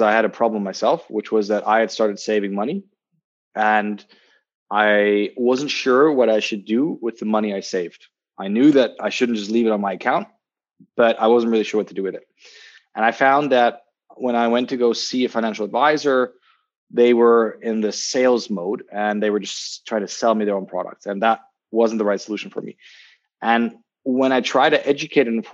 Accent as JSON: {"language": "English", "region": "Berlin", "country": "Germany", "also_born_or_lived": "Zurich, Switzerland / London, United Kingdom", "moved": "as an adult", "said": "I'm originally from Berlin. I'm actually just currently visiting home"}